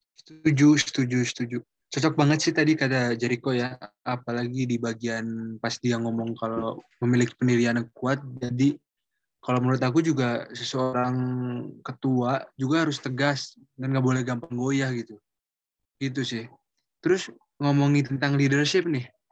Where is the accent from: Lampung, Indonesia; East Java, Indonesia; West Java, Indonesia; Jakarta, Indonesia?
West Java, Indonesia; Bandung; aku orang Bandung dan rumah aku dekat sama SMA aku, aku dari SMA 20